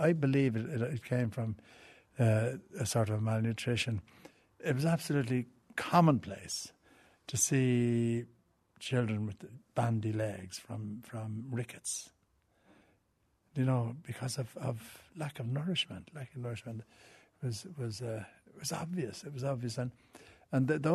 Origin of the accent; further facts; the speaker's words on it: Dublin, Leinster, Ireland; I grew up in Ballybock, in Sackville Avenue. It was right at the back of Croke Park